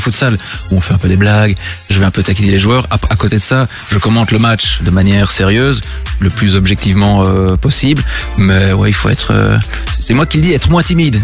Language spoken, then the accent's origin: French; La Louvière, Wallonia, Belgium; je suis originaire de la Louvière